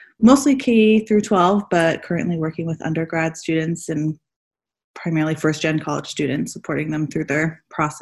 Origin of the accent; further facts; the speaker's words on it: San Diego, California, United States; also born or lived in Washington, D.C.; I'm born and raised in San Diego, and I live back in San Diego now